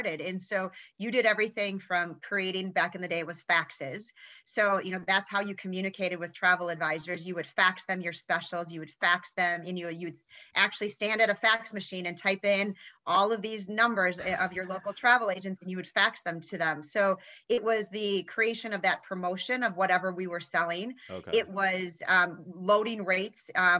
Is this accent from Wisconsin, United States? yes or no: yes; Fond du Lac, Wisconsin, United States; where I grew up in Fond du Lac, Wisconsin